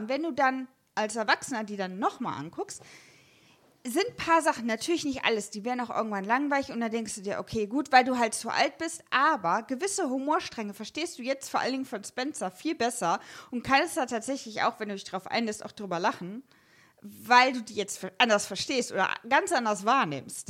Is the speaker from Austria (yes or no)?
no; Germany; Ich als reines Westkind